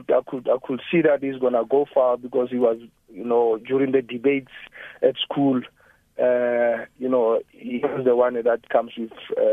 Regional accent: South Africa; growing up in Akhnar, you know, we went to the same school, Rapigana.

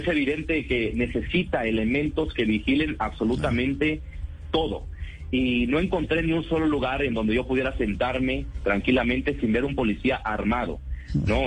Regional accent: Mexico; somos de México

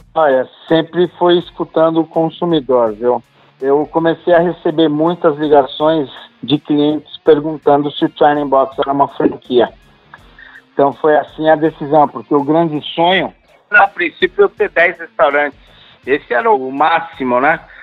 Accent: Brazil; Eu sou brasileiro, tudo que minha família tem, que eu tenho, eu conquistei aqui.

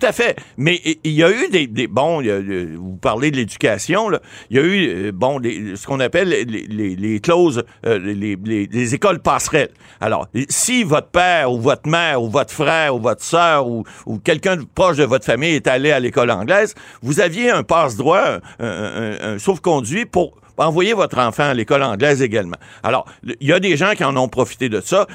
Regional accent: Ottawa, Ontario, Canada; Je suis natif d'Ottawa.

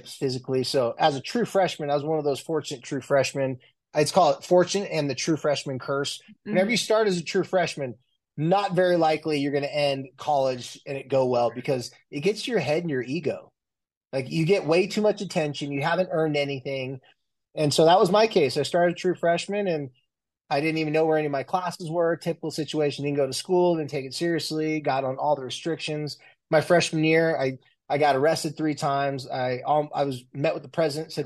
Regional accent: Carlsbad, California, United States; also born or lived in San Diego, California; now in Salt Lake City, United States; I was born and raised in San Diego, more specifically Carlsbad, Oceanside, California area

